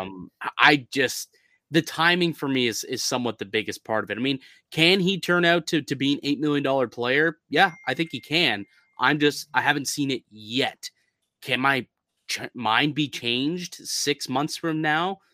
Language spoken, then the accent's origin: English; Canada; as a Canadian